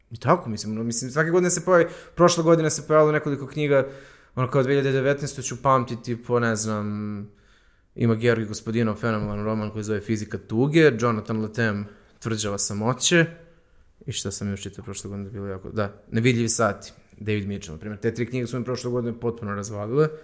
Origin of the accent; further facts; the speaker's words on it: Užice, Zlatibor District, Serbia; ja sam iz Užica